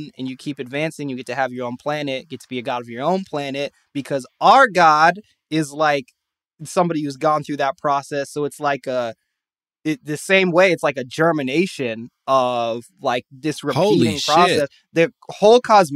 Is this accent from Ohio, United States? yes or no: no; Salt Lake City, Utah, United States; I grew up in Salt Lake City, Utah